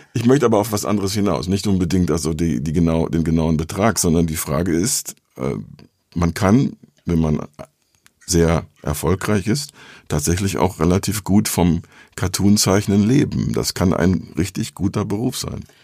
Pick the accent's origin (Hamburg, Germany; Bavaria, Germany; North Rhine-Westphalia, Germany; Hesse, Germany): North Rhine-Westphalia, Germany; ich komme aus Südwestfalen